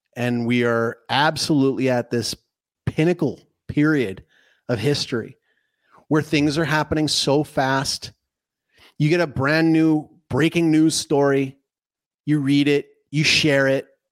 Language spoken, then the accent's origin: English; Canada; I'm, I'm Canadian